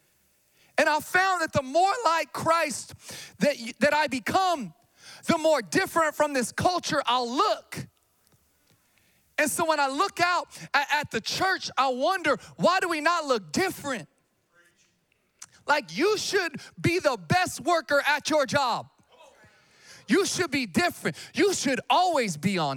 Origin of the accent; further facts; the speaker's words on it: Sacramento, California, United States; also born or lived in Missouri; I'm from Sacramento, born and raised. Grew up, you know, off of Calvine Road, Vintage Park